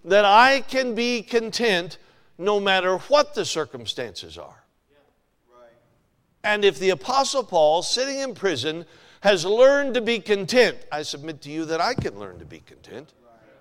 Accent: Alaska, United States; moved away as an adult; now in Ohio, United States; I'm from Alaska, you know that. Spent most of my life in Alaska.

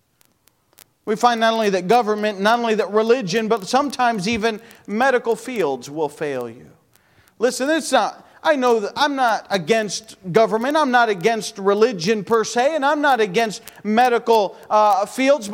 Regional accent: United States; I'm American as American can be

